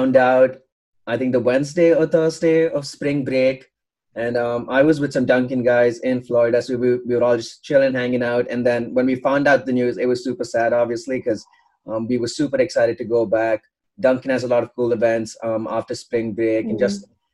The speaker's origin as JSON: {"language": "English", "town": "Bangalore", "region": "Karnataka", "country": "India", "moved": "as an adult", "lives_now": "Notre Dame, United States", "said": "So I'm from India. I'm from Bangalore, okay. India."}